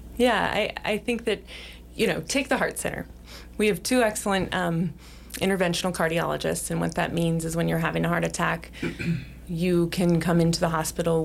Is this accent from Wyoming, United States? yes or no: yes; Sheridan, Wyoming, United States; also born or lived in Billings, Montana / Arizona; I grew up here in Sheridan